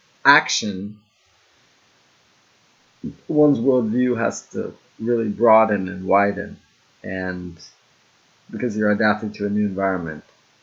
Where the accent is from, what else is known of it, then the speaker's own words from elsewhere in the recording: United States; moved away as an adult; now in Japan; my black experience in the U.S. was mostly through family, Caribbean descent